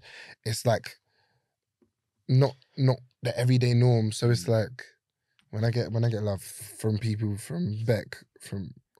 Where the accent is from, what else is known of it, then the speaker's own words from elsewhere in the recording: Brixton, London, United Kingdom; growing up in Brixton was interesting. Like, it was quite wild when I was younger. Now it's a different place.